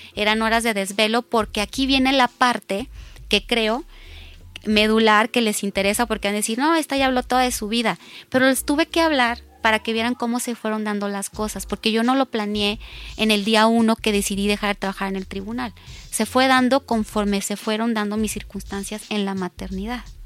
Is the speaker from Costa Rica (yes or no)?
no; Culiacán, Sinaloa, Mexico; also born or lived in Tijuana, Mexico; now in Mexico City, Mexico; De Culiacán, pero viví mucho tiempo en Tijuana, entonces llego a Ciudad de México